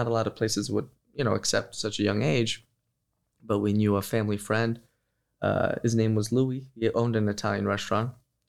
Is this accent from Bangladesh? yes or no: no; Kosovo; born there; Yes, I was born in Kosovo.